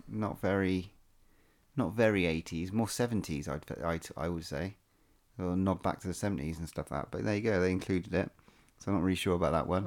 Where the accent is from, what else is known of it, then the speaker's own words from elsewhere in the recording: England, United Kingdom; we're English